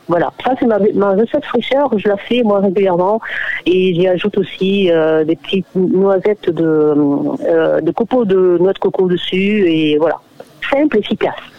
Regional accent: Réunion

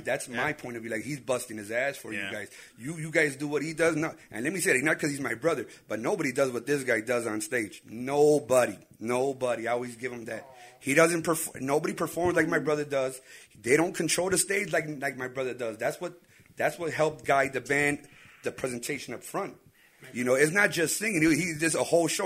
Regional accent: Chicago, Illinois, United States; we can't hide that we were born here

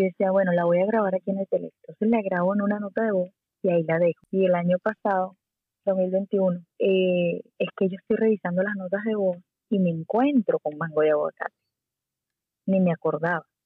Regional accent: Puerto La Cruz, Anzoátegui, Venezuela; moved away as an adult; also born or lived in Caracas, Venezuela; now in Miami, United States; yo soy de Puerto La Cruz, me fui a Caracas a los 18

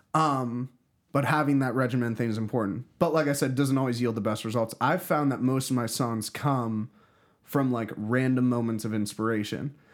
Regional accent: Pittsburgh, Pennsylvania, United States; moved away; also born or lived in Philadelphia; I grew up in Pittsburgh

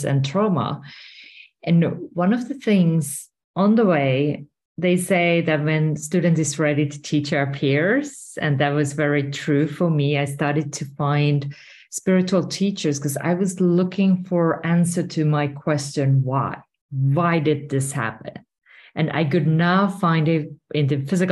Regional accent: Finland; moved away as an adult; now in Spain; I'm originally from Finland and currently I'm residing in Spain

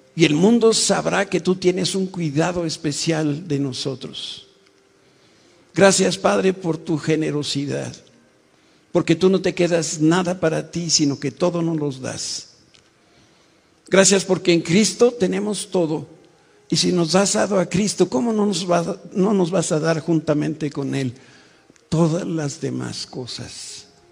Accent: Mexico; como mexicanos

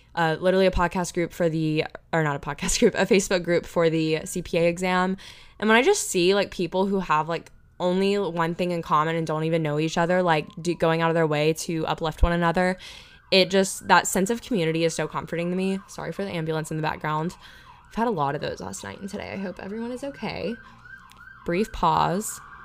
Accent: Panama City, Florida, United States; my hometown of Panama City, Florida, Panama City Beach, Florida

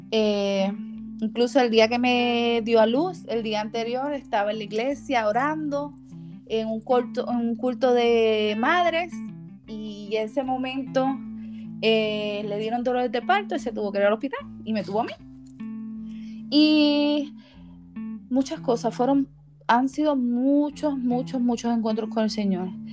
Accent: Puerto Rico; moved away as an adult; now in United States; Como puertorriqueña que soy

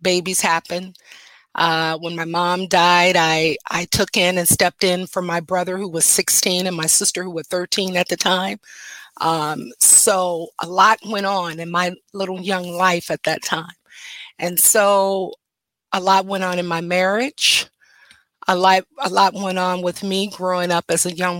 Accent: Detroit, Michigan, United States; I am a native Detroiter. I was born and raised in Detroit, Michigan

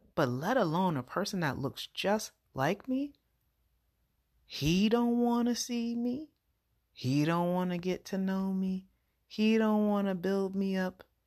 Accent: United States; also born or lived in New York City; I'm American and my husband's American, we're both American

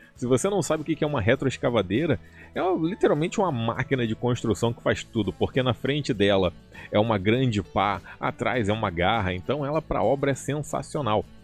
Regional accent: Rio de Janeiro, Brazil; eu sou do Rio de Janeiro

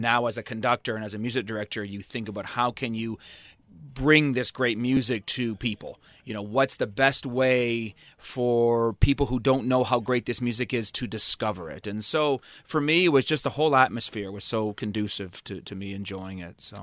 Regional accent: Toronto, Ontario, Canada; I grew up in Toronto.

